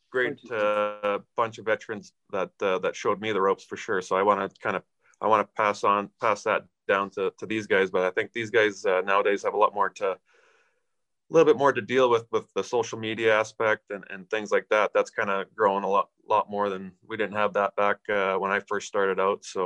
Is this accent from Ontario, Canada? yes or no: no; Aneroid, Saskatchewan, Canada; we grew up in Aneroid